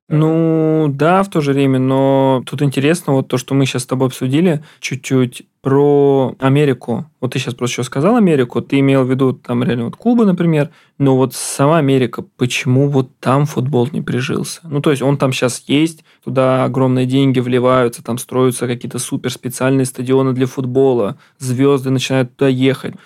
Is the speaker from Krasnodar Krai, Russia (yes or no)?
no; Ramenskoye, Moscow Oblast, Russia; я из Раменского, например, у нас там был изначально прям футбол